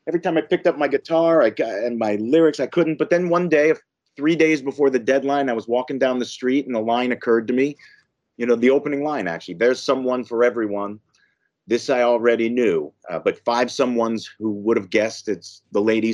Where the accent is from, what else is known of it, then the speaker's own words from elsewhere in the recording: New Jersey, United States; I grew up in New Jersey, so I was about 30 minutes from the Lincoln Tunnel